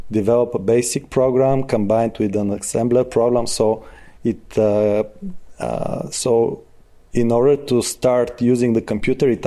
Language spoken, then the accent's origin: English; Smolyan, Smolyan Province, Bulgaria; born and raised in Smolyan.